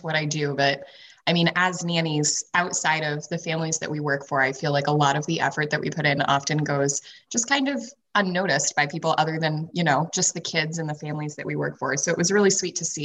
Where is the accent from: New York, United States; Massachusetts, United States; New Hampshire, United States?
New Hampshire, United States; coming back home to my home state of New Hampshire when I was 20